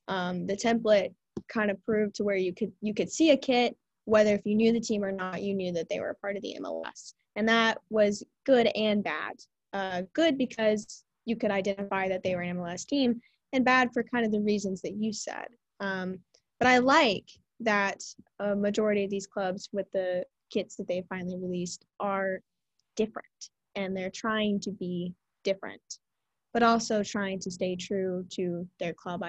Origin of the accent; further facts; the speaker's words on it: Texas, United States; I am from Texas. Grew up, born and raised a Texan. I don't have the accent.